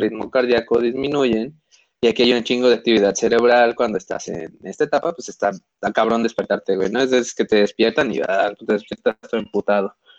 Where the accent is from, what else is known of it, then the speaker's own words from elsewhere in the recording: Mexico; somos muy pinches mexicanos